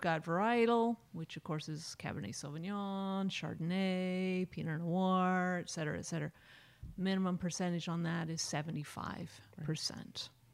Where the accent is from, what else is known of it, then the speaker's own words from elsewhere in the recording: Napa, California, United States; I grew up in Napa